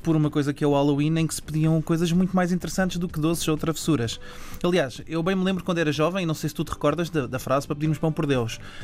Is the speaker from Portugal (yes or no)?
yes; Margem Sul, Lisbon, Portugal; eu sou também da Margem Sul